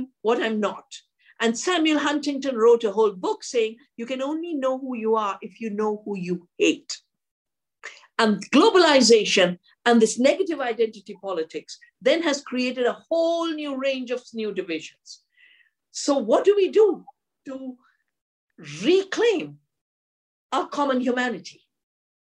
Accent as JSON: {"language": "English", "town": "Dehradun", "region": "Uttarakhand", "country": "India", "tie": "born or raised there", "said": "I'm from Dehradun, a beautiful part of the Himalaya. And when I was growing up and my parents were very spiritual"}